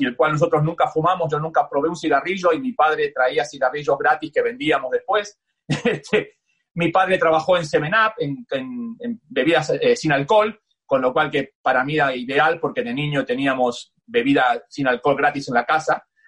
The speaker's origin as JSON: {"language": "Spanish", "region": "Buenos Aires", "country": "Argentina", "tie": "born or raised there", "also_born_or_lived": "New York, United States / Miami, United States", "moved": "as an adult", "said": "soy de Buenos Aires, del barrio entre Belgrano y Palermo, nací a 15 cuadras de la cancha del más grande, a, a, 15 cuadras de la cancha de River, eh, me crié en Buenos Aires"}